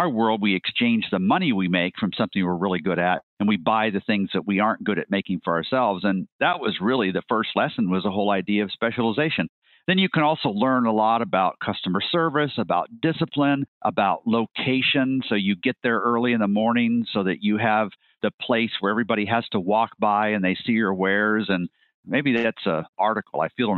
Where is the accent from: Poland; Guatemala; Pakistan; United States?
Guatemala; I should back up to say I grew up in Guatemala. My parents were medical missionaries, so we lived with this tribe of Mayan Indians.